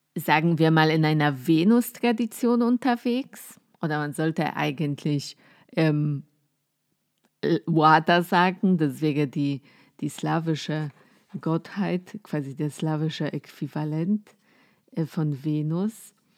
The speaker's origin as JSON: {"language": "German", "country": "Poland", "second_language": "German", "moved": "as an adult", "lives_now": "Germany", "said": "Ich komme aus Polen, ähm, wohne jetzt seit ungefähr zehn Jahren in Deutschland"}